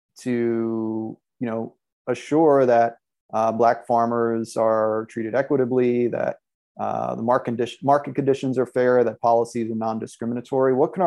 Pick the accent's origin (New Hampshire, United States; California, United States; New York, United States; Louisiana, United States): New York, United States; New York City; I grew up in the Bronx. I grew up in New York City.